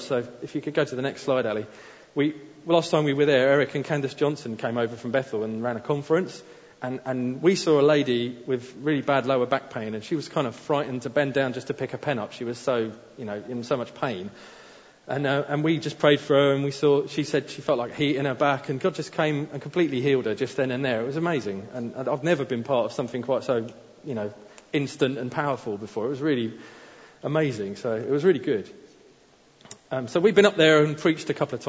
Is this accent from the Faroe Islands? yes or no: yes; Faroe Islands; I'm from the Faroe Islands